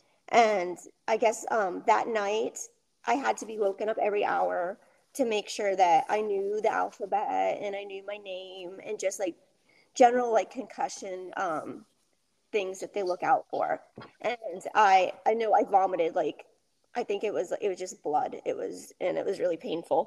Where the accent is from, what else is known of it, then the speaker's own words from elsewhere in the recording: Rhode Island, United States; I lived in Rhode Island